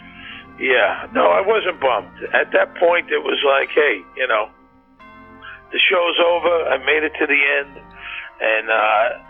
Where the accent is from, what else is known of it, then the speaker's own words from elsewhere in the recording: New York City, New York, United States; I grew up in Bensonhurst, Brooklyn